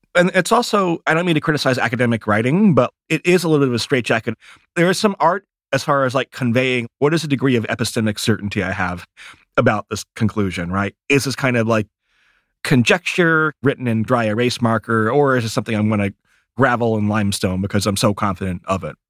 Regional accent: Michigan, United States; I grew up in Michigan

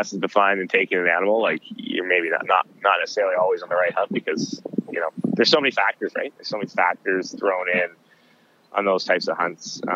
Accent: Southern Alberta, Canada; I grew up in Southern Alberta in the archery zone, the bow zone outside of Canmore

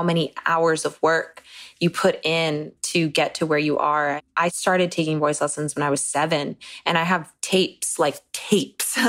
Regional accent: Florida, United States; also born or lived in Washington Heights, New York City / Massachusetts; I moved to Florida with my parents and grew up there

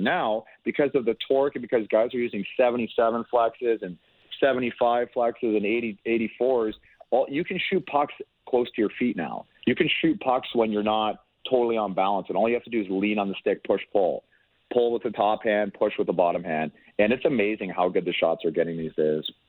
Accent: Toronto, Ontario, Canada; I grew up in the Toronto area

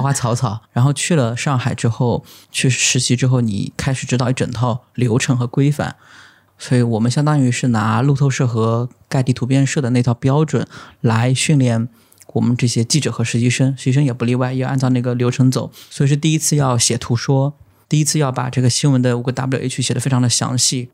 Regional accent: Lishui, Zhejiang, China; moved away as an adult; also born or lived in Jinyun County; now in New Haven, United States; 我老家或者是我家乡是在浙江的丽水

